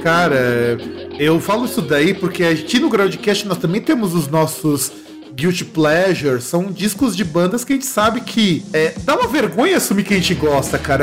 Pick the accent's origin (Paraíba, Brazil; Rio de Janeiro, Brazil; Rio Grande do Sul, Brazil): Rio Grande do Sul, Brazil; são lá da minha terra, lá do Rio Grande do Sul